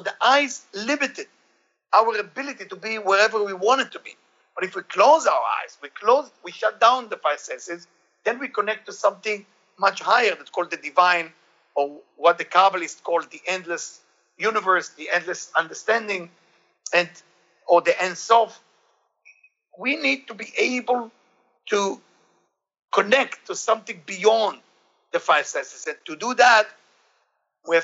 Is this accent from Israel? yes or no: yes; Israel; I grew up in Israel.